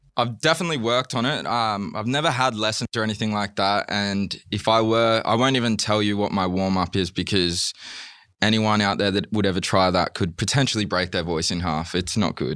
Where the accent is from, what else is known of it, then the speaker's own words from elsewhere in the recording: Wollongong, New South Wales, Australia; moved away as an adult; also born or lived in England; now in Melbourne, Australia; I'm originally from Wollongong